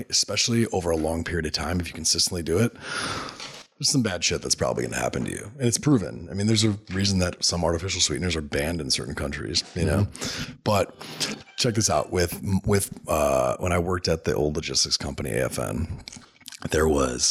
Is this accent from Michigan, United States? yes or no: no; Illinois, United States; that's my home state